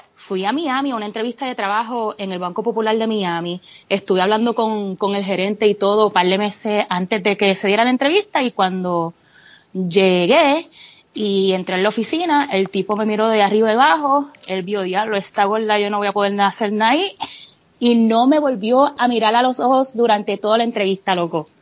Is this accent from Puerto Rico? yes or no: yes; Bayamón, Puerto Rico; moved away as an adult; now in Texas, United States; Yo soy nacida y criada en Bayamón. Eh, me mudé para Texas cuando tenía 23 años.